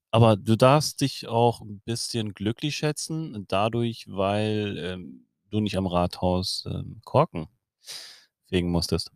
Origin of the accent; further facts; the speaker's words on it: Germany; also born or lived in Hamburg; bei uns in Deutschland